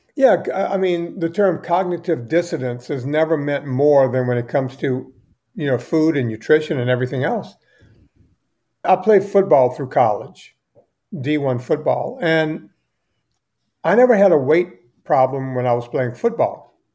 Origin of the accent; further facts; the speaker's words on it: United States; I'm an American